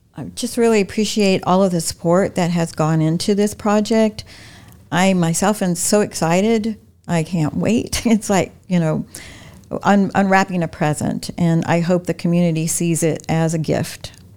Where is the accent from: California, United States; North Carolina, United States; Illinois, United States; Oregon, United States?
North Carolina, United States; Wilmington; also born or lived in Florida; now in Lakeland, United States; my hometown of Wilmington